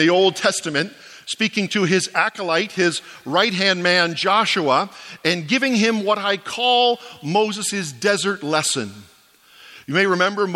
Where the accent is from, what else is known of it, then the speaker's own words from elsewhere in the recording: Ontario, Canada; moved away as an adult; now in Atlantic Canada, Canada; I was born in Ontario, I was educated in Ontario at Tyndale, I've served my whole life in Ontario